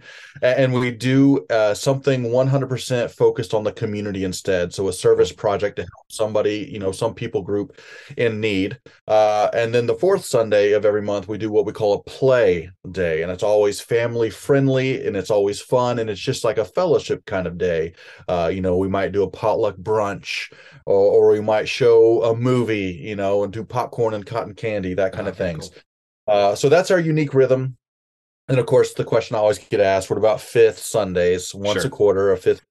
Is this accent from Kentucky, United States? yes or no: no; Memphis, Tennessee, United States; moved away as an adult; now in Vancouver, Washington, United States; I'm originally from Memphis, Tennessee